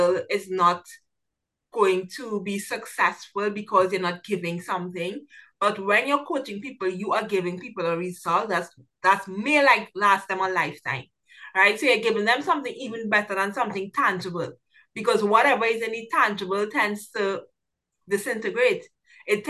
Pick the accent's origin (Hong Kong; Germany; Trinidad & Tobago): Trinidad & Tobago; I'm from Trinidad and Tobago, so I work with a lot of people throughout the Caribbean